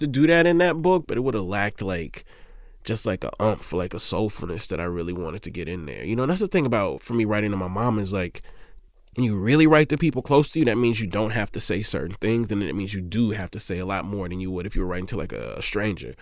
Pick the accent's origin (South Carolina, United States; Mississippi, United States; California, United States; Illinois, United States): Mississippi, United States; I'm from Mississippi